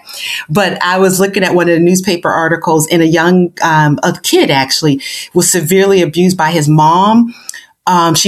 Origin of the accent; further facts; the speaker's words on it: Buffalo, New York, United States; originally I am from Buffalo, New York, born and raised inner city of Buffalo